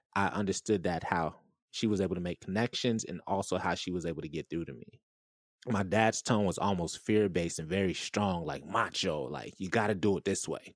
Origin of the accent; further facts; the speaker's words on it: Orlando, Florida, United States; I grew up in Irving, Orlando, Florida.